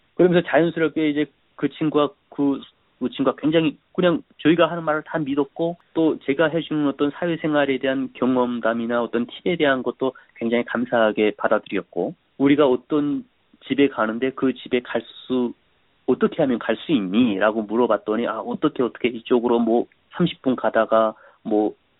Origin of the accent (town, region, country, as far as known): North Korea; moved away as an adult; also born or lived in South Korea; now in United States